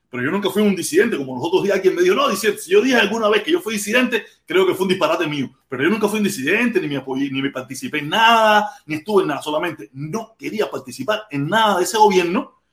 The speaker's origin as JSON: {"language": "Spanish", "country": "Cuba", "moved": "yes", "said": "yo me fui de Cuba con mucho desconocimiento de mi sociedad."}